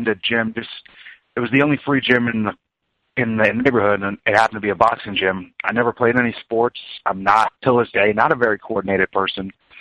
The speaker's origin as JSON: {"language": "English", "area": "Long Island", "region": "New York", "country": "United States", "tie": "born or raised there", "also_born_or_lived": "Kansas City", "moved": "as an adult", "lives_now": "Lenexa, Kansas, United States", "said": "I was originally from Long Island, New York, but I call Kansas City home. I lived in New York till I was about 18"}